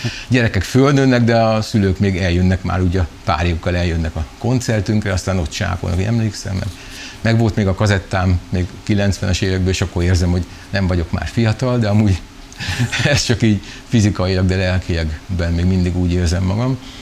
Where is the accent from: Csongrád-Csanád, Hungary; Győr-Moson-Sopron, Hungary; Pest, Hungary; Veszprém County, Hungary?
Csongrád-Csanád, Hungary; Szeged; szegediek vagyunk